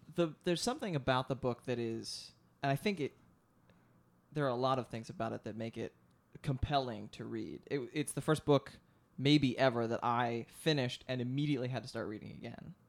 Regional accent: outside of Philadelphia, Pennsylvania, United States; the town I grew up of outside of Philadelphia

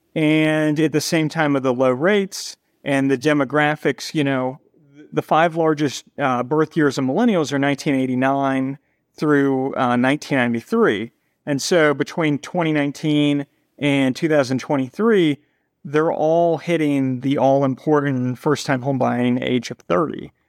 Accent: Cincinnati, Ohio, United States; moved away as an adult; also born or lived in New York City; now in Cincinnati, United States; We're both from Cincinnati

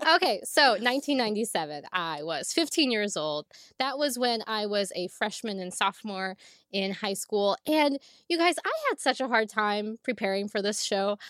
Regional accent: Northwest Ohio, United States; we did not have a movie theater very close to my hometown, not one in my hometown. We had to drive at least thirty minutes, forty-five minutes, and that was, like, a big deal in Northwest Ohio

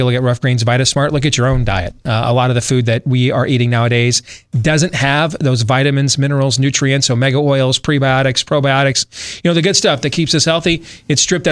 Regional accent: Florida, United States; growing up in Florida

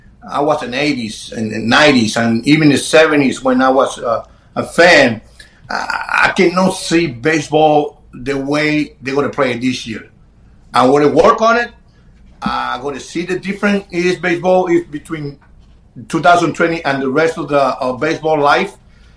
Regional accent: Chicago, Illinois, United States; Well, remember, I grew up in Chicago. I grew up playing Chicago.

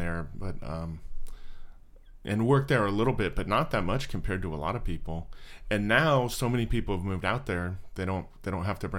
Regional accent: Florida, United States; I'm from Florida

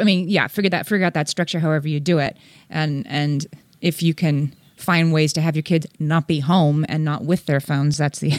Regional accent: Scranton, Pennsylvania, United States; There's a water park near where I grew up in Scranton, Pennsylvania, that has a very reasonable season pass for people who live there.

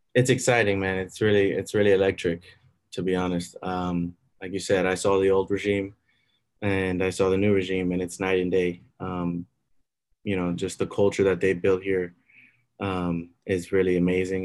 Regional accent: Miami, Florida, United States; I grew up in Miami. I'm born and bred.

